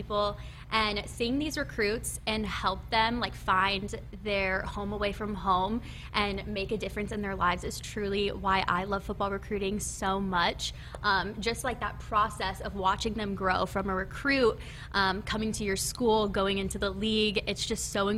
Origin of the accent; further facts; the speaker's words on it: Elkhorn, Nebraska, United States; also born or lived in Gainesville, Florida; I was born and raised in Nebraska, originally from Elkhorn, Nebraska